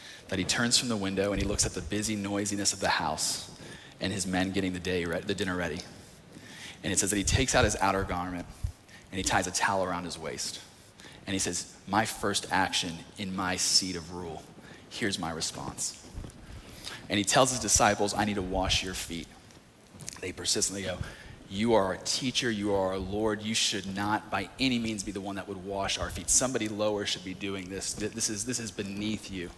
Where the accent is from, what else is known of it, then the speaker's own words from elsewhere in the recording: North Carolina, United States; moved away; I was in a youth group back in my hometown of North Carolina